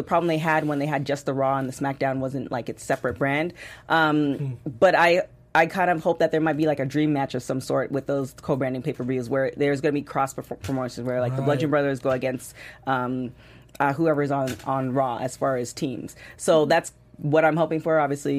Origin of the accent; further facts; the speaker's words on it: Canada; It really tickled me, and it you know, it was just, because, you know, being Canadian.